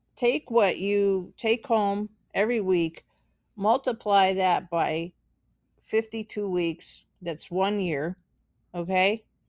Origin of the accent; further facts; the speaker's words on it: United States; I'm American, so I can, I can speak as being an American